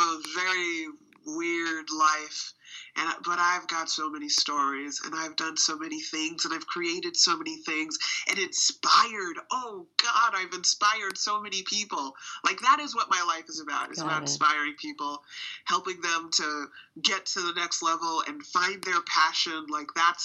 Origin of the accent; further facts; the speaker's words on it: Boston, Massachusetts, United States; I live in Boston, and I have for my whole life. Educated here